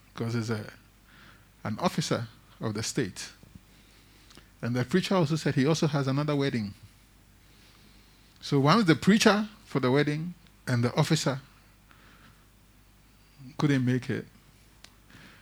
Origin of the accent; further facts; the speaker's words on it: Tema, Greater Accra, Ghana; I grew up in Tema